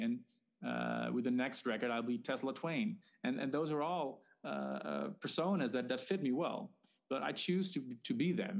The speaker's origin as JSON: {"language": "English", "country": "Netherlands", "said": "I'm Dutch."}